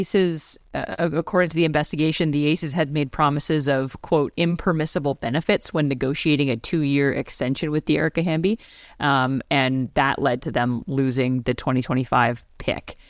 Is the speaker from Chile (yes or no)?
no; Canada; I'm a Canadian